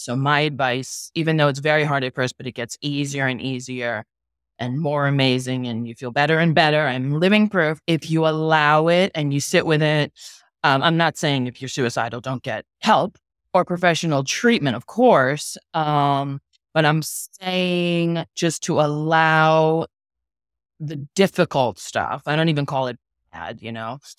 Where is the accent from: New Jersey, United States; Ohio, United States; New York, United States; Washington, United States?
New York, United States; New York City; now in Miami, United States; I'm from New York City. I live in Miami now